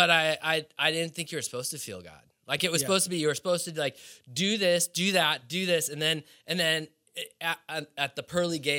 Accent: Milwaukee, Wisconsin, United States; I grew up in Milwaukee, Wisconsin.

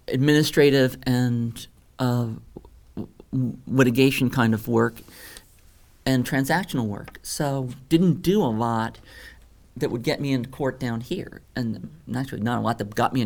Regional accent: Louisiana, United States; moved away as an adult; I'm this weirdo from Louisiana.

